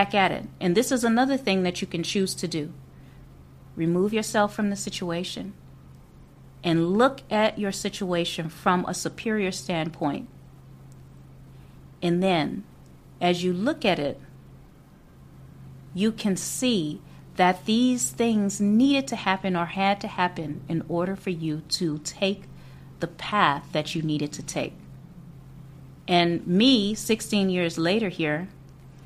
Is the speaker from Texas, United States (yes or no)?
no; New Orleans, Louisiana, United States; moved away as an adult; I was born and raised in Louisiana, in New Orleans.